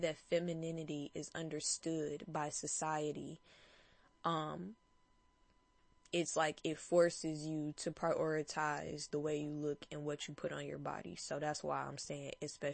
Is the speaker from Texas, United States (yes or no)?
no; Detroit, Michigan, United States; I'm from Detroit